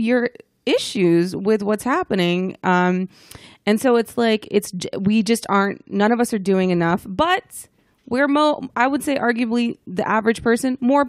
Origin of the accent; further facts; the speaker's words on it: Dallas, Texas, United States; Yeah, I mean, you know, I'm from Dallas, so I get it.